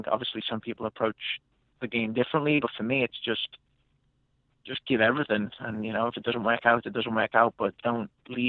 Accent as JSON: {"language": "English", "region": "England", "country": "United Kingdom", "tie": "born or raised there", "said": "like we were talking about growing up in England, where you're one in a million of kids who are trying to make it."}